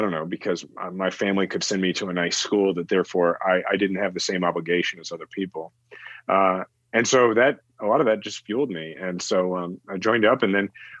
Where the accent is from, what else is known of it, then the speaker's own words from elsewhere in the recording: Kansas City, United States; I'm from Kansas City